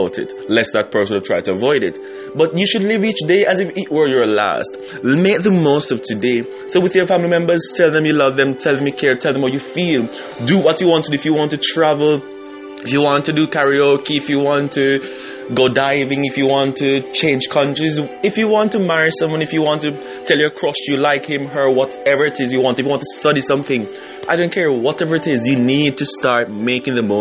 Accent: Jamaica; moved away; my home country in Jamaica

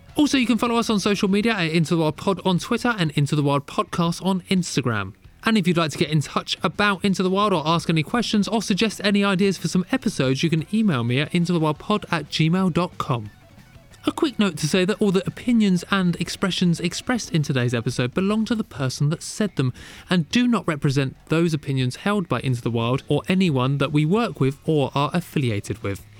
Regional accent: London, United Kingdom; I'm from London

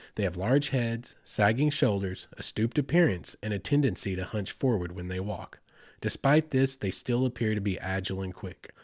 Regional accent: Choctaw Nation of Oklahoma, United States; I grew up in the Choctaw Nation of Oklahoma, Southeast Oklahoma.

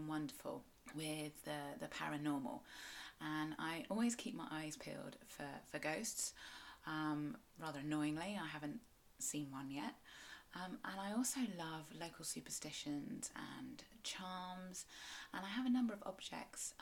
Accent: South West England, United Kingdom; I'm a Cornish writer and blogger

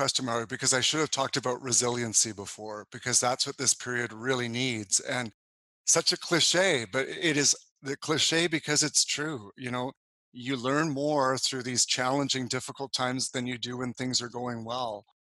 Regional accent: Calgary, Alberta, Canada; moved away; also born or lived in Sydney, Australia / Toronto / Montreal; I moved actually originally from Calgary in 1994 to Sydney, Australia. Then I moved back to Canada to be part of the Canadian or International Olympic Committee commissions.

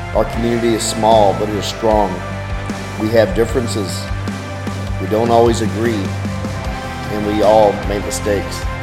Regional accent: Dallas, Texas, United States; I grew up in Dallas

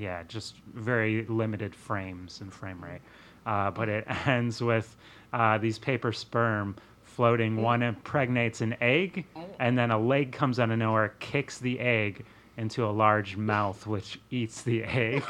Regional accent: Wisconsin, United States; living growing up in Wisconsin

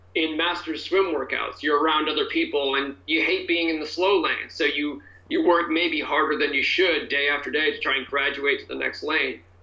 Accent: New Hampshire, United States; now in California, United States; I grew up mostly in New Hampshire, um, an East Coaster.

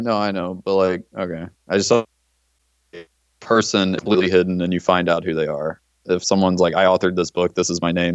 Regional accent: Como, Mississippi, United States; I grew up in Como, Mississippi.

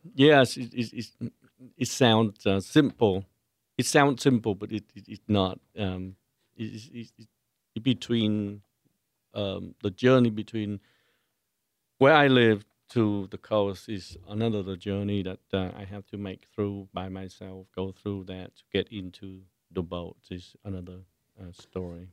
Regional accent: Ho Chi Minh City, Vietnam; moved away; also born or lived in Los Angeles / San Jose; I was born in, in, in, in Saigon and I lived in Saigon, uh, before the wars were ended

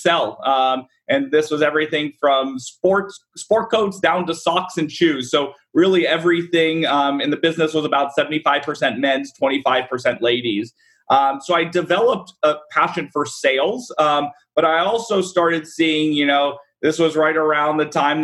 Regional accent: Dallas, Texas, United States; I'm born and raised in Dallas

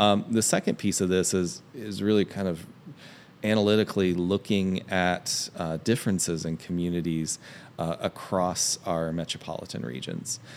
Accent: Hamilton, Ohio, United States; I grew up in Hamilton, Ohio, uh, which is in Southwest Ohio

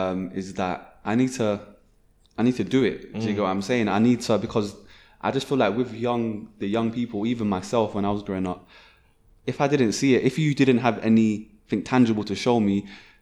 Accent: Nigeria; And one thing I saw is that people I'm from Nigeria, so people, like, when I went to Nigeria a few times

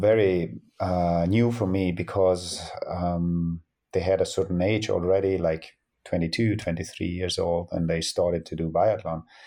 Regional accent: Antholz, Trentino-Alto Adige, Italy; I grew up in Antholz, yes. I'm coming from Antholz

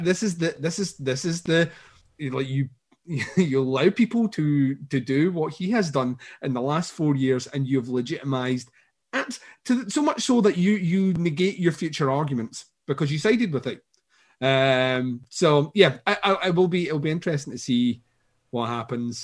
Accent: Scotland, United Kingdom; I'm Scottish

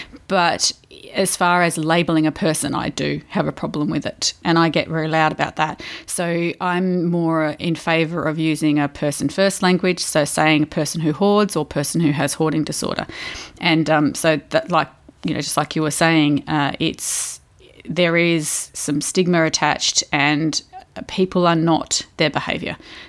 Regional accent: Victoria, Australia; accent: Victorian; now in Adelaide, Australia; I'm from Victoria, dude.

